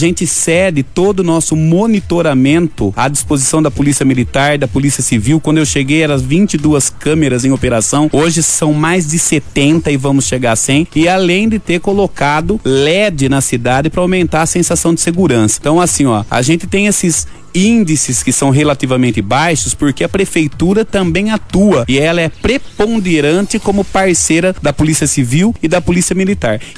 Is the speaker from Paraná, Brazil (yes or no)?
no; Lençóis Paulista, São Paulo, Brazil; born there; eu adoro estar prefeito na terra onde eu nasci.